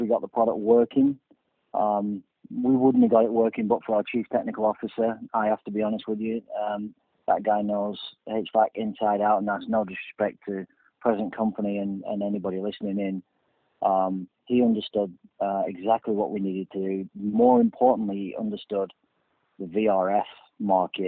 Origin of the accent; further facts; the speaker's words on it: Burnley, North West England, United Kingdom; I'm a Burnley fan, which is my hometown.